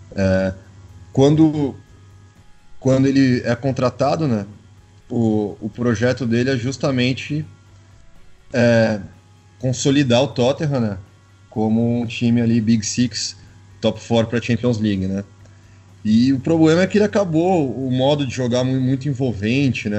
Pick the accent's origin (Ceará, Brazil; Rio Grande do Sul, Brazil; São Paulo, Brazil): São Paulo, Brazil; eu sou do estado de São Paulo